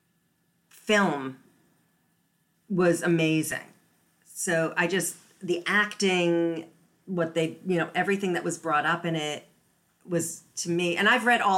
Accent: United States; also born or lived in Massachusetts / New York; I grew up in Massachusetts and New York.

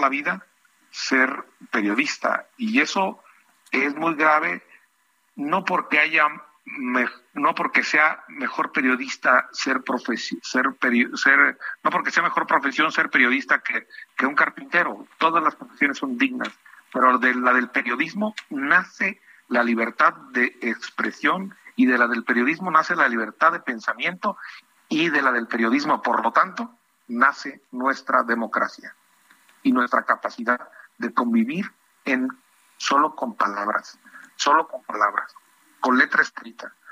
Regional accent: San José de Gracia, Michoacán, Mexico; San José de Gracia, que es mi tierra

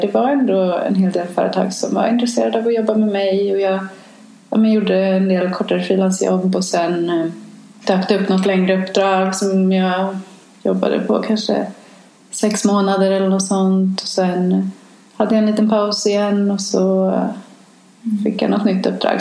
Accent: Sweden; moved away as an adult; now in New York, United States; som svensk och som europé

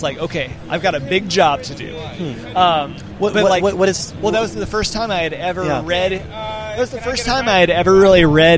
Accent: Montgomery, Alabama, United States; I grew up in Montgomery at that time, just down the road from where he was living, just outside Troy

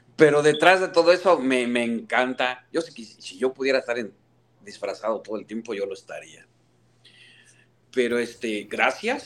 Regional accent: Mexico; also born or lived in Houston, United States; now in St. Louis, United States; soy el fanático del Cruz Azul en México

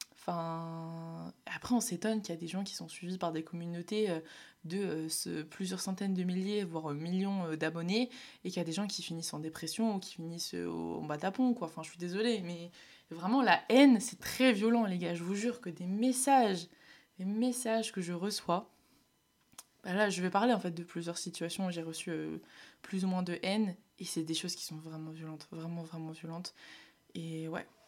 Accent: Nord, Hauts-de-France, France; je viens du Nord

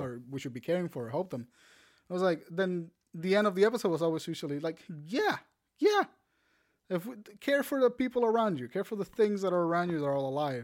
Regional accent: Puerto Rico; I'm Puerto Rican

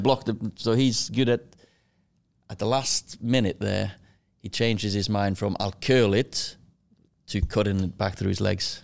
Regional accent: Kristiansund, Møre og Romsdal, Norway; moved away as an adult; now in Manchester, United Kingdom; I was born in Kristiansund, little, uh, fishing village or a city, town, whatever you wanna call it, uh, twenty-five thousand. I lived in, um, house with, uh, me, with my sister, four years younger than me, mum and dad.

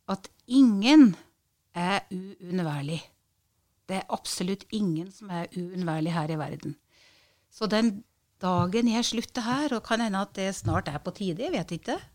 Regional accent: Øversjødalen, Innlandet, Norway; Ja, det var, å ut og gå på ski og renne på Skørra med papirsekk før vi gikk på skolen.

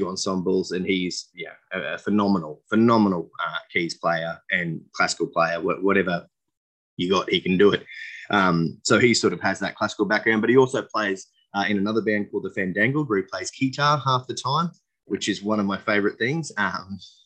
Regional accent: Dalby, Queensland, Australia; I grew up in Dolby, which we had about 9,000 people out there.

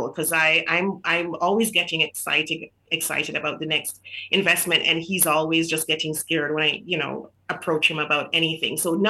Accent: Jamaica; moved away as an adult; So I grew up in Jamaica. So I was born in Jamaica

